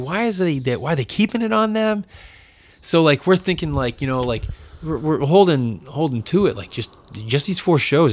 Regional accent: New Bedford, Massachusetts, United States; growing up in Massachusetts, um, in really in pla, a place like New Bedford, in the New Bedford area

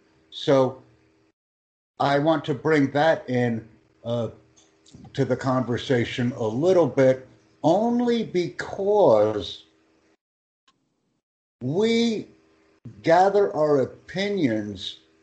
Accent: United States; I am from the United States

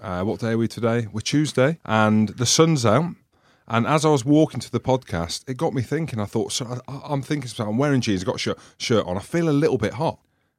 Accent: Wales, United Kingdom; because I'm Welsh. I've always breathed fire.

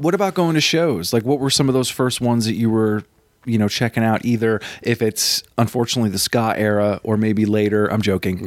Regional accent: Vermont, United States; I'm from Vermont.

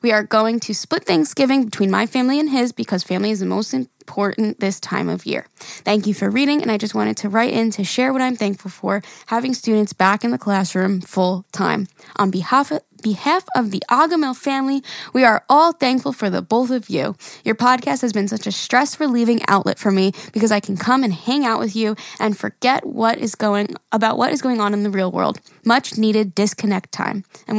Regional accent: Syracuse, New York, United States; I'm a teacher from Central New York, Syracuse, and this is only my second year.

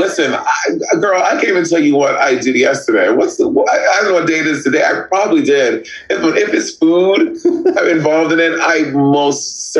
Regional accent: Northern Ireland, United Kingdom; And I cannot believe that my own countrymen, because I am Northern Irish, did this to me.

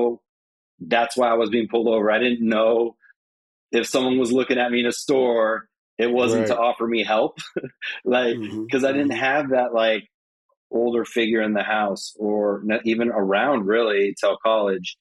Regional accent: Reno, Nevada, United States; also born or lived in Las Vegas, Nevada; growing up in Reno

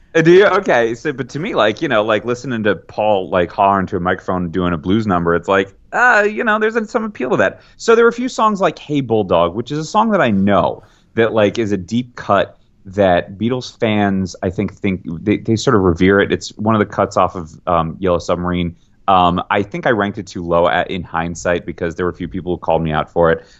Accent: New York City, New York, United States; I'm a New Yorker, grew up a New Yorker

